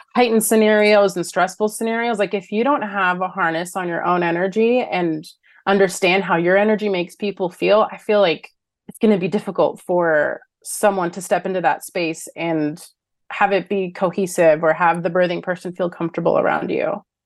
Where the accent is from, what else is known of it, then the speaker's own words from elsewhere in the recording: Los Angeles, California, United States; I'm born and raised Los Angeles